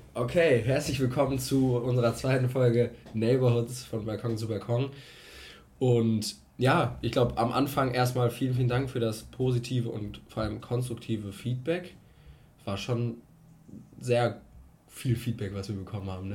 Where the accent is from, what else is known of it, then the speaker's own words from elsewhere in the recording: Cologne, North Rhine-Westphalia, Germany; ich bin 22 Jahre alt und ich komme aus Köln.